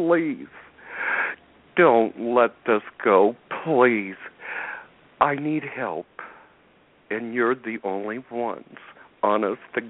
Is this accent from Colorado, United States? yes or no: yes; Cedaredge, Colorado, United States; the name of my town is called this. It's called Cedar Ridge, Colorado, and let me spell it. It's Cedar Edge, Colorado